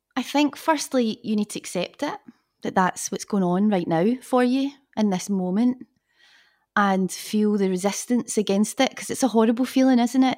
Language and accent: English; Glasgow, Scotland, United Kingdom; moved away as an adult; also born or lived in London; I am from Scotland, from Glasgow